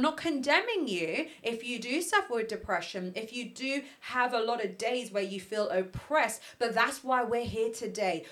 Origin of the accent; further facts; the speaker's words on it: London, United Kingdom; I was raised in Ealing